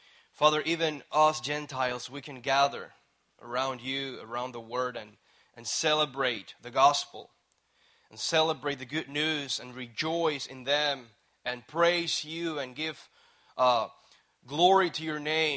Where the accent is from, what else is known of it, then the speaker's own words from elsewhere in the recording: Puerto Rico; moved away as an adult; I actually flew from Puerto Rico here. And anyways, I was born, raised there